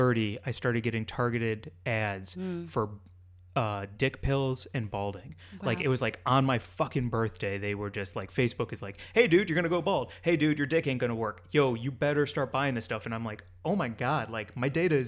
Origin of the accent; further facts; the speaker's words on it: St. Louis, Missouri, United States; my hometown of St. Louis